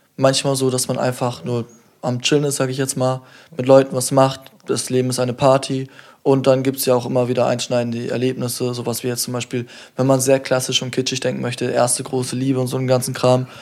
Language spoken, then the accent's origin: German; Kiel, Schleswig-Holstein, Germany; mein Bezug zu Kiel ist, ich bin hier aufgewachsen, seit ich denken kann